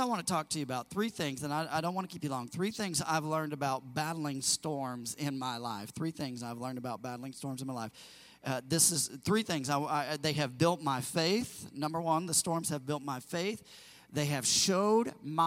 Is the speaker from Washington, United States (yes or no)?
no; Missouri, United States; also born or lived in California; now in Indiana, United States; I grew up in Missouri prior to that in the Midwest